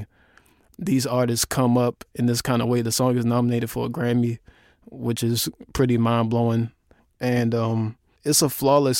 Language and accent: English; Baltimore, Maryland, United States; my hometown